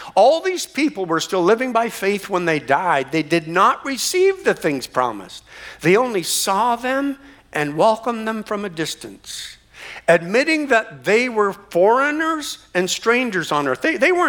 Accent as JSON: {"language": "English", "country": "Canada", "tie": "born there", "said": "even though I was born in Canada, I've changed the cities that I called home 8 times since I've been born."}